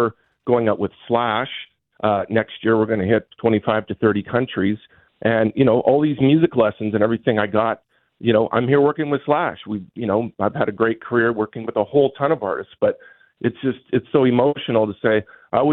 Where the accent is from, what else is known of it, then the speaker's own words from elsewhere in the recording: Winnipeg, Manitoba, Canada; as a kid growing up in Crestview, St. James